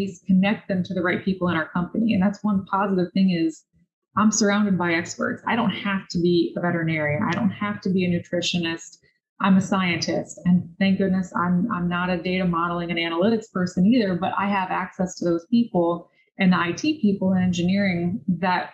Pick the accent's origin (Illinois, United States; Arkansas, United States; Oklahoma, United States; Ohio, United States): Illinois, United States; Cambridge; I'm originally from Cambridge, Illinois. Grew up in the Midwest on our family farm.